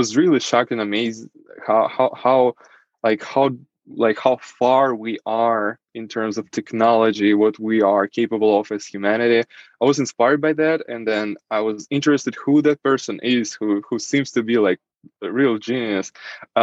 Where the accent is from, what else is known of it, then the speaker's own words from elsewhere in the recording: Saint Petersburg, Russia; first language Russian; English is a second language; moved away as an adult; now in Germany; I was born in Russia, in St. Petersburg, and that's where I basically lived almost my entire life.